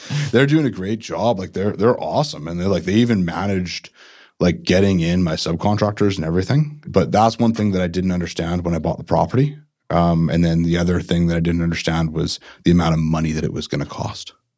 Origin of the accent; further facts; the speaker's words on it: Port Coquitlam, British Columbia, Canada; growing up in Port Coquitlam